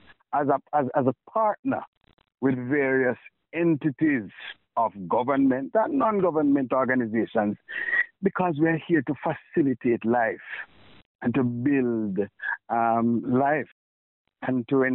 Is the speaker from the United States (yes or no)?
no; Jamaica; I operate as a Jamaican